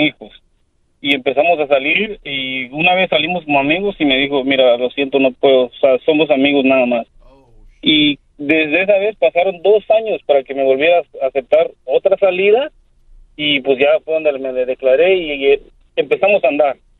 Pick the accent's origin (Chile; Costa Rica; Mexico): Mexico; yo soy, un mexicano